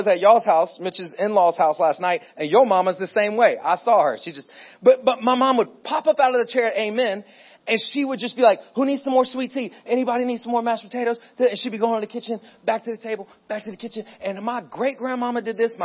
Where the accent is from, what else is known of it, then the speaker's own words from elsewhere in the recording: Pensacola, Florida, United States; I actually grew up in Pensacola, Florida. I'm from Florida